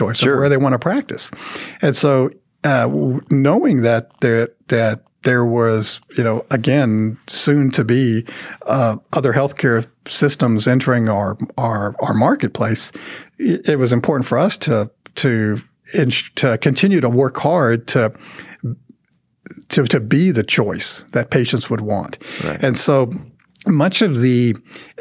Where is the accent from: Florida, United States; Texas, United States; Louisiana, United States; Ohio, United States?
Texas, United States; Dallas–Fort Worth Metroplex; growing up in the Metroplex